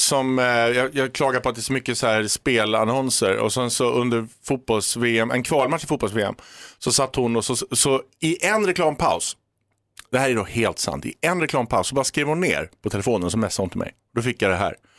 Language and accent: Swedish; Sweden; moved away; also born or lived in London; jag var svensk